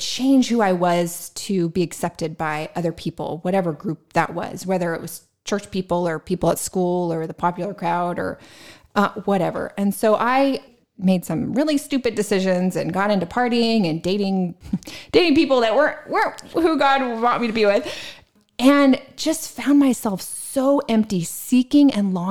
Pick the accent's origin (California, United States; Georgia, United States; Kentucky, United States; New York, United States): California, United States; San Diego; I grew up in San Diego, California, in an amazing Christian family